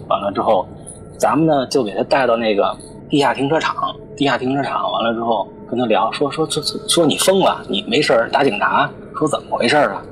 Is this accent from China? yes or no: yes; Beijing, China; also born or lived in family hometown (unnamed); 在北京打架，然后被我妈发配到我们老家